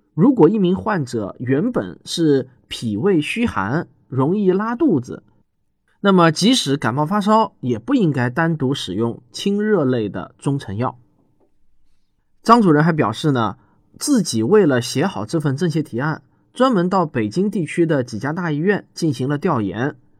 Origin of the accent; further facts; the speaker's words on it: China; 我们大陆人